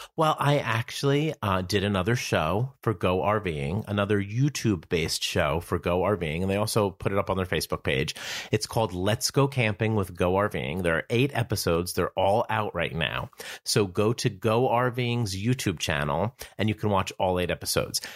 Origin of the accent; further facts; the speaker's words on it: New Jersey, United States; I'm from New Jersey